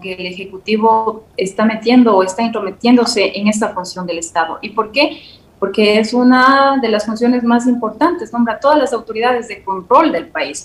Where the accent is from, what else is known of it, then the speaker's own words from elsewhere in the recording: Ecuador; somos nosotros los ecuatorianos